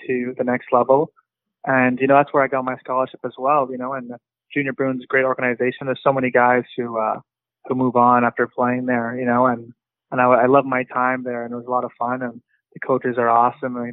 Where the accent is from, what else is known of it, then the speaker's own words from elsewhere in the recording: Lac-Saint-Louis, Quebec, Canada; moved away; Growing up in Lac-Saint-Louis